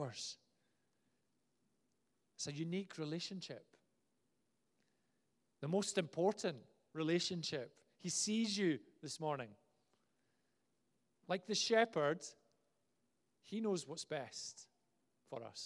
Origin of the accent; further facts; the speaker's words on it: Glasgow, Scotland, United Kingdom; I was from Glasgow